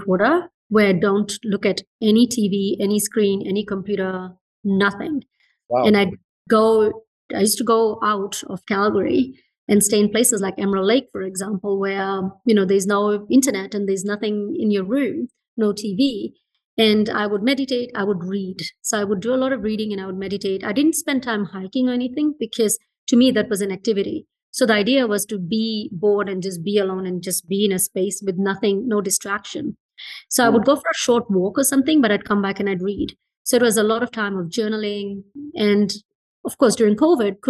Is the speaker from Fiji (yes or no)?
yes; Fiji; moved away; I was born in Fiji and I grew up in Fiji